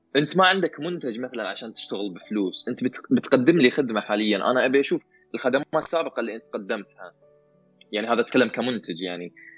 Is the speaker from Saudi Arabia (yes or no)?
yes; Saudi Arabia; عندنا في السعوديه